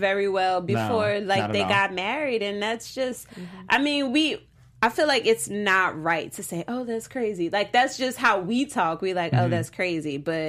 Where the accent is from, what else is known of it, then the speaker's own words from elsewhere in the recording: New Orleans, Louisiana, United States; now in Los Angeles, United States; I'm from New Orleans